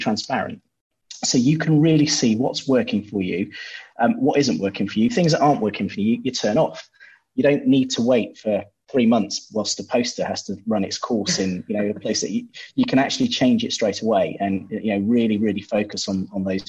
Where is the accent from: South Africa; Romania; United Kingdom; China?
United Kingdom; Bristol, South West England; also born or lived in Poole; Back in Bristol, my hometown